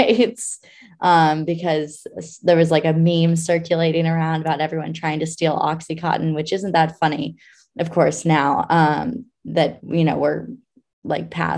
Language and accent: English; Anchorage, Alaska, United States; I grew up in Anchorage, Alaska.